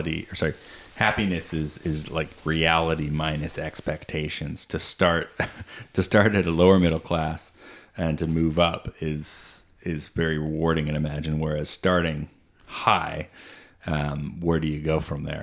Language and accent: English; Peterborough, Ontario, Canada; I grew up in Peterborough